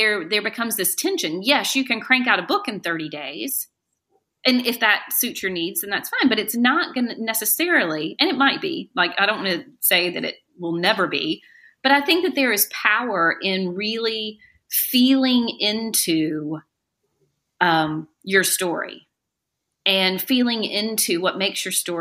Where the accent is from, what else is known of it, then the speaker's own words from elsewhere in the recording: the South, Southern United States, United States; accent: Southern; now in Greensboro, United States; as a Southern woman